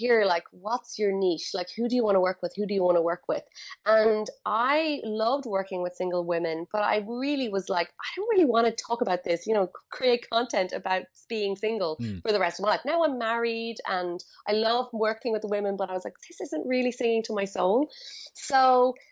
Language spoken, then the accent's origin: English; Galway, Connacht, Ireland; moved away as an adult; also born or lived in India; now in Bali, Indonesia; I am from Galway, in the west of Ireland